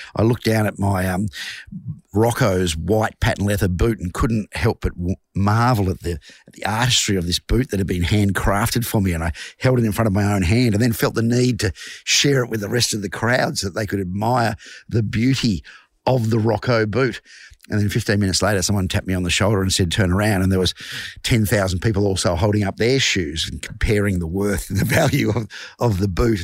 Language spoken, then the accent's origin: English; Glenroy, Victoria, Australia; I am a singer from Glenroy.